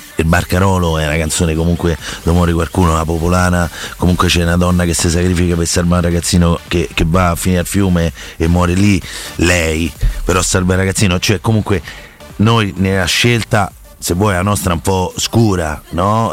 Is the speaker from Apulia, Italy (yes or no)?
no; Rome, Lazio, Italy; siamo tutti romani